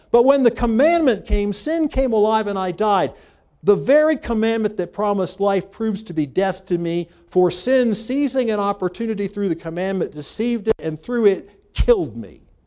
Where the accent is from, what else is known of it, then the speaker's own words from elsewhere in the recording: United States; I was born in America